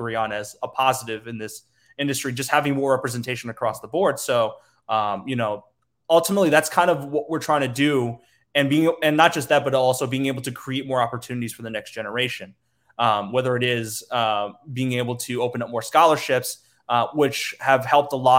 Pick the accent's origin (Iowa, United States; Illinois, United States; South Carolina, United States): Illinois, United States; Naperville; also born or lived in Metro Detroit, Michigan; I grew up in Naperville, I was born, like I was raised in Metro Detroit first